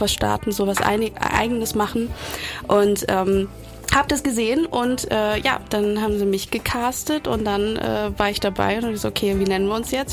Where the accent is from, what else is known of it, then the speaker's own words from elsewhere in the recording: Cologne, North Rhine-Westphalia, Germany; also born or lived in Cuba; komme aus Köln, bin gebürtige Kubanerin